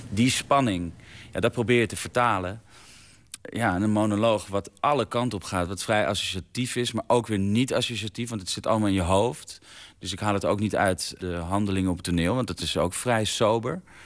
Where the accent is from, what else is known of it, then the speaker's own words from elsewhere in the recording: Vinkenveen, Utrecht, Netherlands; Ik ben opgegroeid in Vinkenveen